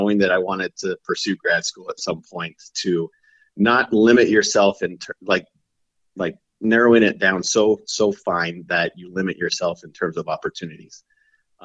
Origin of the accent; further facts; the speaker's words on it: South Central Idaho, United States; moved away as an adult; also born or lived in Louisiana; now in Kingsville, Texas, United States; growing up in South Central Idaho, you know, I was lucky enough to be exposed and mentored in the outdoors